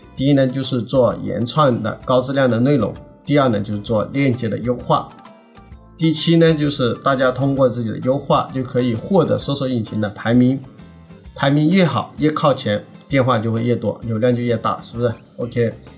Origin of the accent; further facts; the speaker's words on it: southern China, China; 我是南方人，我普通话确实不好